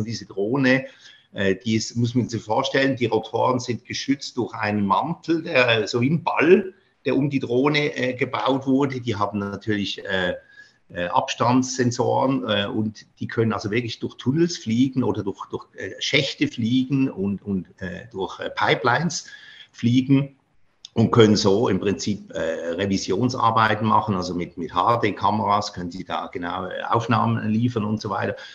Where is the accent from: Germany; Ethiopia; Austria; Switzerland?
Switzerland; Basel, Basel-Stadt; moved away; nach Basel mit denen in meine Heimatstadt